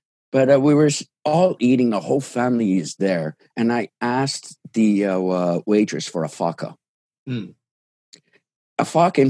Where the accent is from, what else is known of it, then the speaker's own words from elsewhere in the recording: Canada; English is a second language; it was a cool experience growing up in Canada as an immigrant.